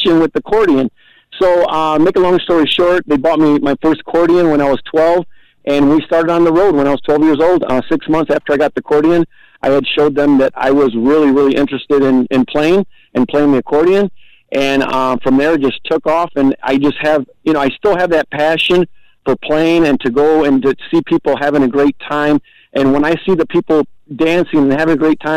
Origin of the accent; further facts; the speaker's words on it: Michigan, United States; here to Michigan. And we just, you know, we're not from Texas, but our roots are from Texas